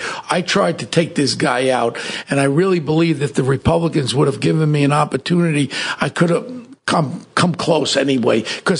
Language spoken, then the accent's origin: English; New York City, New York, United States; also born or lived in Manhattan; No, I was born in Manhattan. We migrated when I was 6 months old to Richmond Hill Ozone Park.